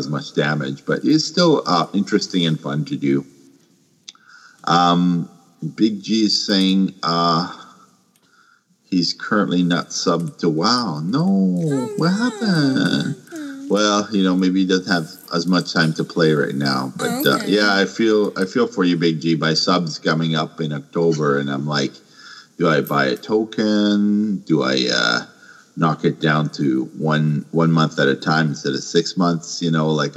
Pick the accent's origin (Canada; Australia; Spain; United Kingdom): Canada; I'm Canadian.